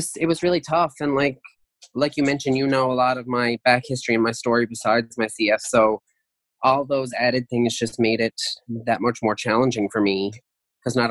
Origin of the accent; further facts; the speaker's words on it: St. John's, Newfoundland and Labrador, Canada; also born or lived in Bay Roberts, Newfoundland; I grew up in St. John's, Newfoundland